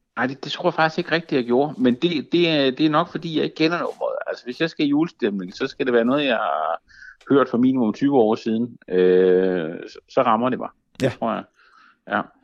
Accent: Funen, Southern Denmark, Denmark; moved away; also born or lived in Zealand; jeg var fra Fyn oprindeligt

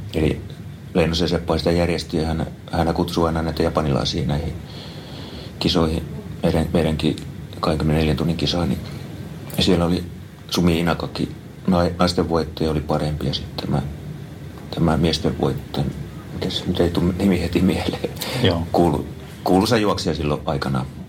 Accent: Kouvola, Kymenlaakso, Finland; now in Espoo, Finland; Kouvolasta olen kotoisin

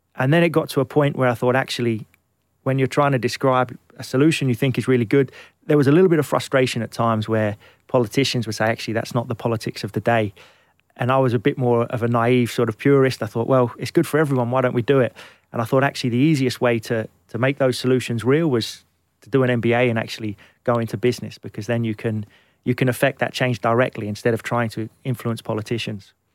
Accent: London, United Kingdom; also born or lived in Glenelg, Scotland; I grew up in Kentish Town

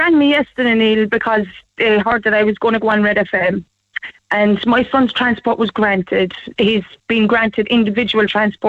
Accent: Midleton, Munster, Ireland; I'm an Irish citizen. My son is an Irish citizen. I'm living in Middleton all my life.

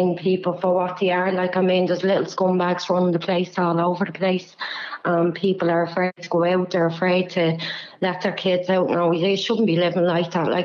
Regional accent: Dublin, Leinster, Ireland; Dublin 24

